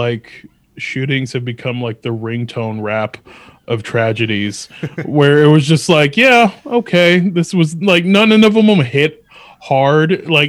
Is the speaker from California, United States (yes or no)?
no; Albany, New York, United States; born there; also born or lived in Atlanta / Virginia; And so I was born in Albany and lived there until I was like 5 or 6, mm-hmm, and then moved to Atlanta for like a few months. And then we moved to Virginia